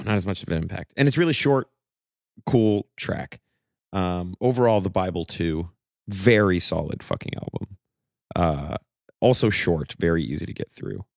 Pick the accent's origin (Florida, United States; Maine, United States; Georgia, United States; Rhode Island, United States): Maine, United States; growing up in Maine, Like, we grew up in a very small town